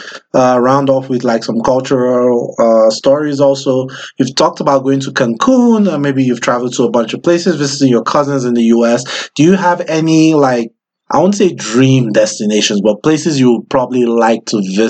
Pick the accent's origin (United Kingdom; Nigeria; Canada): Nigeria; now in United States; I'm Benin, but I'm from Nigeria